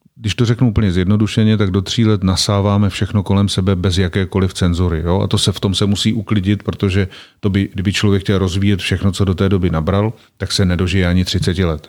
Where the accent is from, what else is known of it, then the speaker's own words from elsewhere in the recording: Czechia; also born or lived in Prague; kam jsme se přestěhovali, když mě byli, myslím, čtyři roky, tak jsme se z Prahy přestěhovali do takové vesnice v Odlických horách